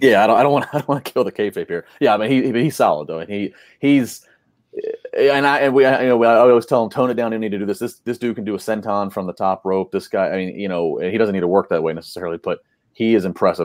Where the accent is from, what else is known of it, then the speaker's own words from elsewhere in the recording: Maryland, United States; As a person that was born and raised in Maryland